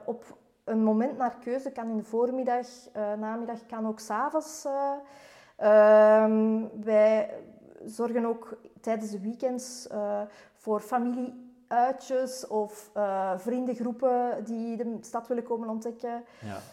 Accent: Antwerp, Flanders, Belgium; moved away as an adult; now in Mechelen, Belgium; ik ben eigenlijk oorspronkelijk van Antwerpen.

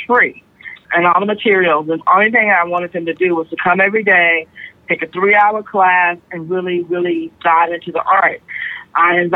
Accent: Austin, Texas, United States; also born or lived in Syracuse / San Francisco; I'm born here in Austin and lived here pretty much my whole life

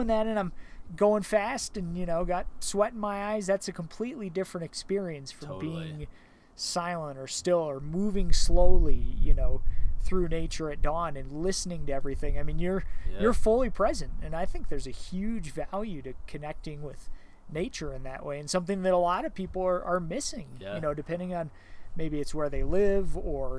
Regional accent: Evergreen, Colorado, United States; I grew up here in Evergreen and I've had elk in my yard

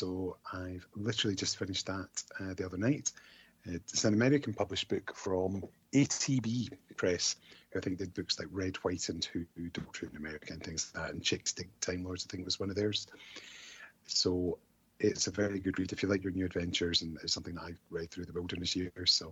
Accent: Scotland, United Kingdom; I'm Scottish

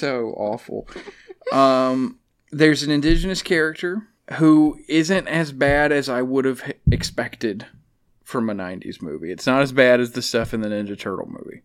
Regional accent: Alabama, United States; I'm from Alabama. I was raised around animals.

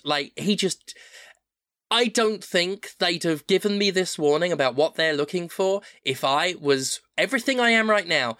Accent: United Kingdom; moved away as an adult; also born or lived in United States; I'm a white British person

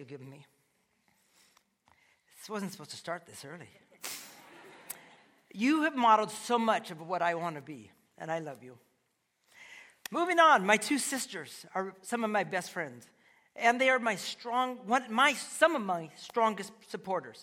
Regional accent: Seattle, Washington, United States; we were raised in Ballard

